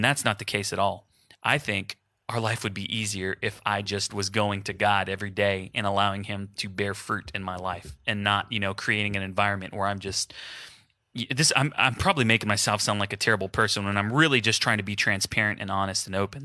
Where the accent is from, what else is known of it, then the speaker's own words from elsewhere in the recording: Houston, Texas, United States; now in Wichita, United States; So my family's in Houston. I'm from Houston